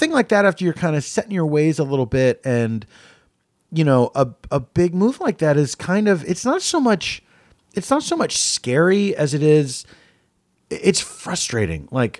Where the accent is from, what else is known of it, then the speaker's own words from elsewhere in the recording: Philadelphia, Pennsylvania, United States; also born or lived in New York; now in Los Angeles, United States; Yeah, I moved from Philadelphia to Los Angeles in 94.